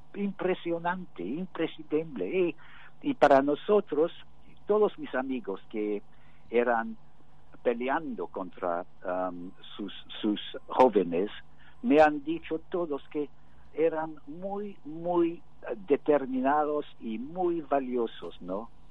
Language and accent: Spanish; United Kingdom; Spanish is a second language; somos todos británicos